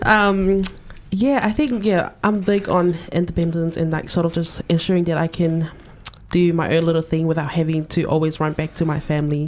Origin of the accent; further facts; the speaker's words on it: Auckland, New Zealand; moved away as an adult; now in Dunedin, New Zealand; growing up in South Auckland